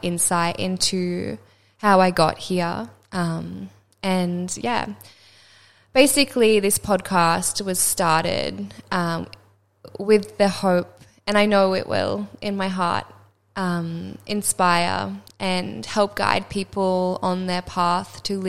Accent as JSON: {"language": "English", "area": "Sunshine Coast", "region": "Queensland", "country": "Australia", "tie": "born or raised there", "said": "I grew up on the Sunshine Coast, which was so beautiful, and I had, yeah, such a beautiful childhood by the beach"}